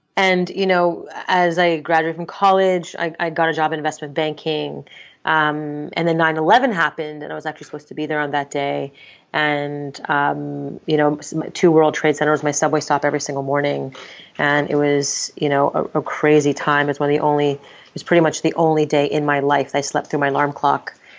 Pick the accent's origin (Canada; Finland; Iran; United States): Canada; Montreal, Quebec; I'm born and raised in Montreal, Canada